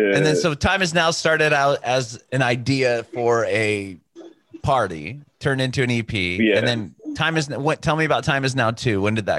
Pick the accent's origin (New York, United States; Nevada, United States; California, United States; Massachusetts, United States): California, United States; San Diego; Okay, I'm from San Diego. I can give you some spots.